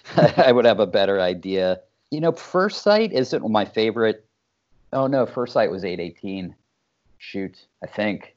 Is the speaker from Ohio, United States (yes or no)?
yes; Dayton, Ohio, United States; also born or lived in Pittsburgh; I grew up outside Dayton, Ohio